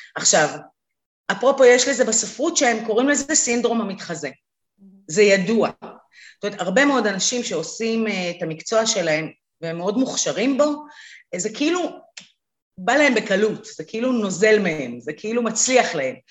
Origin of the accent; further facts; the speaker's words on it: Israel; אנחנו בכלל מדינה שבאה מעולם של הישרדות. תחשבי, רוב ההורים שלנו עלו מאיפשהו